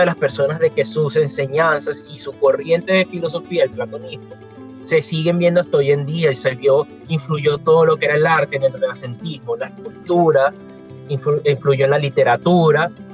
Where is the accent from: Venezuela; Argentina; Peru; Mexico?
Venezuela; yo también como él soy venezolano